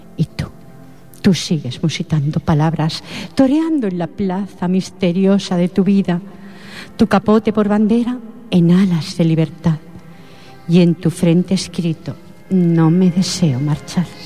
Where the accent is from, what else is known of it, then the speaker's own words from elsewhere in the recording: Catalonia, Spain; soy de aquí.